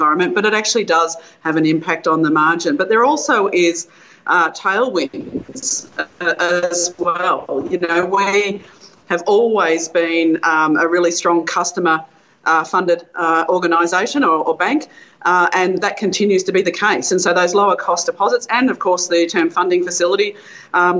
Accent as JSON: {"language": "English", "town": "Bendigo", "region": "Victoria", "country": "Australia", "tie": "born or raised there", "said": "my hometown of Bendigo where I live"}